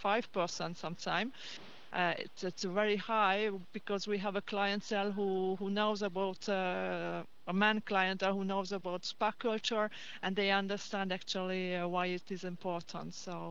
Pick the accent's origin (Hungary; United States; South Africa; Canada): Hungary; It was in Hungary, actually, in Hungary, so which is not very far away from here, but the spa business is Hungary.